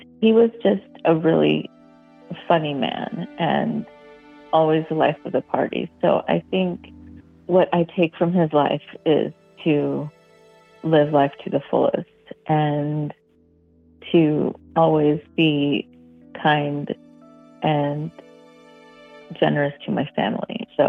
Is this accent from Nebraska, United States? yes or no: no; Montebello, California, United States; now in St. Louis, United States; I'm originally from Montebello, California, and I currently live in St. Louis, Missouri.